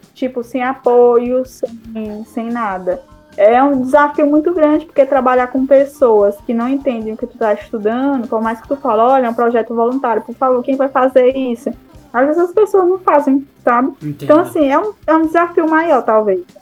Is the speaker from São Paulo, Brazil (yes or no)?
no; Piauí, Brazil; a gente é do Piauí